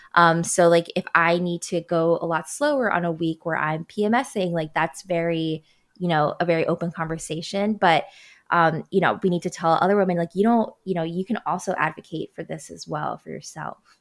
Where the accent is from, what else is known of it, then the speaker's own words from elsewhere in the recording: Baltimore, Maryland, United States; moved away; my hometown of Baltimore